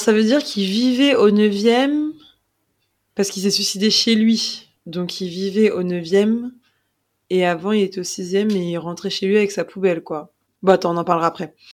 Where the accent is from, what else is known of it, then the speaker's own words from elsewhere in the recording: Paris, Île-de-France, France; on a grandi à Paris